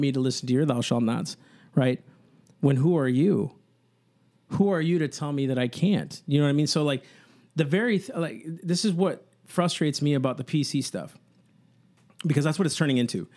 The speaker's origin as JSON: {"language": "English", "country": "United States"}